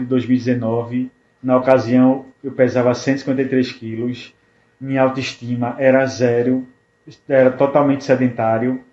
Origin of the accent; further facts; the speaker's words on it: Natal, Rio Grande do Norte, Brazil; sou de Natal, Rio Grande do Norte